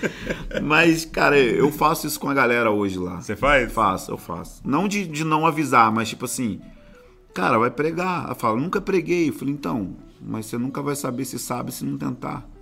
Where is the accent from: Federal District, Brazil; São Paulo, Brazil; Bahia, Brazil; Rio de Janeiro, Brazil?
Rio de Janeiro, Brazil; São Gonçalo; moved away as an adult; now in Rio de Janeiro, Brazil; eu nasci em São Gonçalo